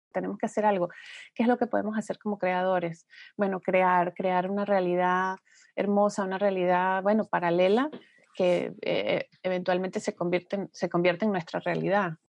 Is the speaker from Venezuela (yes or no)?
yes; Venezuela; moved away; somos venezolanos, que estamos regados por todas partes del mundo